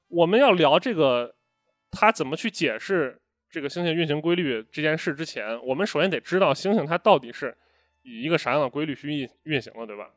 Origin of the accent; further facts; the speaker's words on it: China; 我们中国人